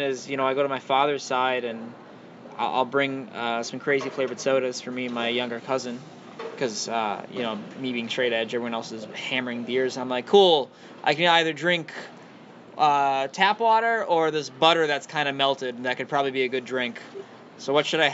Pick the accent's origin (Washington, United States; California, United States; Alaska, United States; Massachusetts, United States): Massachusetts, United States; I'm from here